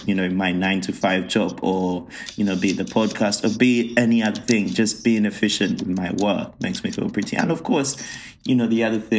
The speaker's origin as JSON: {"language": "English", "country": "Uganda", "tie": "born or raised there", "moved": "yes", "said": "I grew up in Africa and I grew up, I grew up in Uganda where having that treat was such a rarity."}